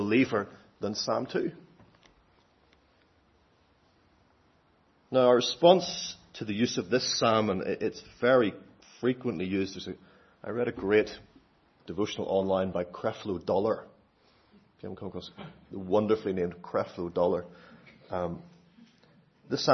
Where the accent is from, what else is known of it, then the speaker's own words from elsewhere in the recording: Northern Ireland, United Kingdom; I'm Northern Irish